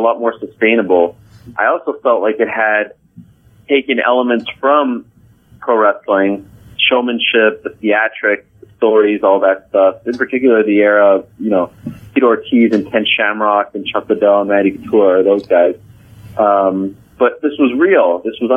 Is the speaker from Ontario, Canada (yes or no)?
no; Montreal, Quebec, Canada; moved away as an adult; also born or lived in Syracuse, New York; The kids that I grew up with in Montreal, and in particular the Montreal Jewish community